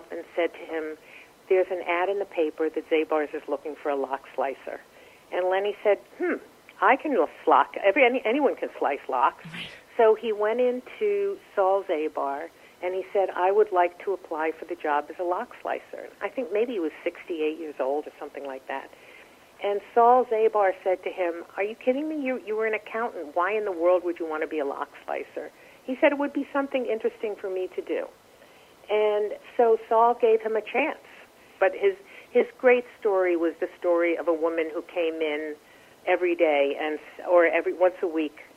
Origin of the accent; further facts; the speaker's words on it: Miami Beach, Florida, United States; moved away as an adult; now in New York, United States; I grew up in Miami Beach.